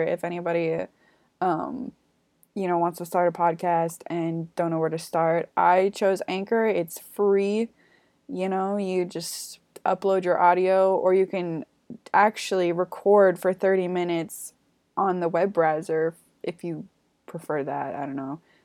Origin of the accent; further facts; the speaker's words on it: Canada; I'm from Canada